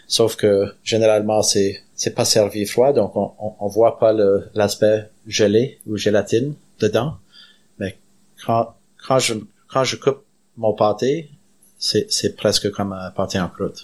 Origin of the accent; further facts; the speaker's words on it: Canada; je suis fier d'être Acadien